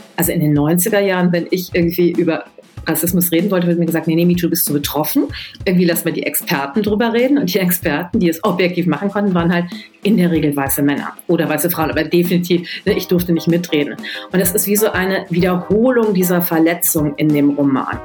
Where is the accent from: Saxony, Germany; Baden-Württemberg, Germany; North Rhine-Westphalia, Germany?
North Rhine-Westphalia, Germany; Düsseldorf; ich bin in Düsseldorf geboren und groß geworden